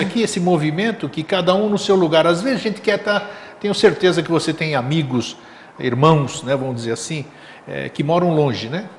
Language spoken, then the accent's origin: Portuguese; Greece; also born or lived in São Paulo, Brazil; now in Florianópolis, Brazil; para a Grécia, para minha terra natal